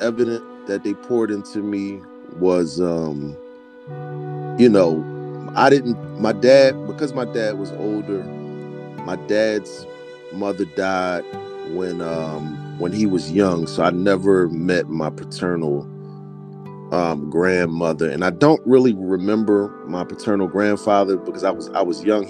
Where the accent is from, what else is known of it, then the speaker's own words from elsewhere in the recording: Philadelphia, Pennsylvania, United States; I'm a kid from Southwest Philadelphia